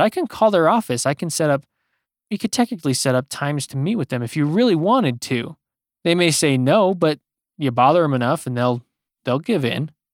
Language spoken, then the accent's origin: English; United States